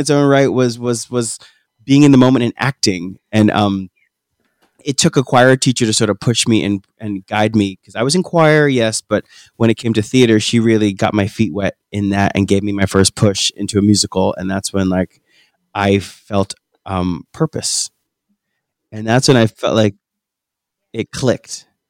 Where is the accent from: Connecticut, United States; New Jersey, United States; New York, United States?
New Jersey, United States; we hail from New Jersey